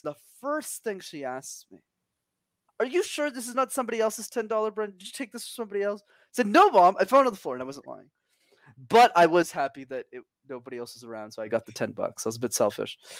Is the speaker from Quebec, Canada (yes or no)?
yes; Montreal, Quebec, Canada; I was born and raised in Montreal, but I did not know French.